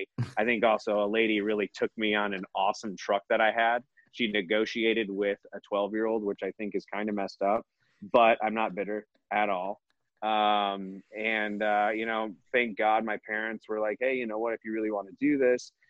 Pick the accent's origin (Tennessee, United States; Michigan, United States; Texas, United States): Michigan, United States; moved away; growing up in Michigan was fantastic